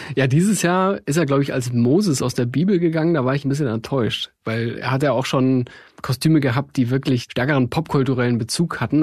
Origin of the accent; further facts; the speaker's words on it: Tegernsee, Bavaria, Germany; moved away; also born or lived in Munich; Ich habe auch eine ganze Weile, gut zehn Jahre im Süden von München gelebt, äh, bin da zur Schule gegangen, am Tegernsee